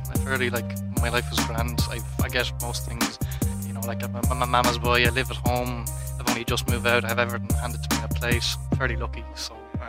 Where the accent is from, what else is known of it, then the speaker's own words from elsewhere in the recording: Ireland; I feel pretty lucky being Irish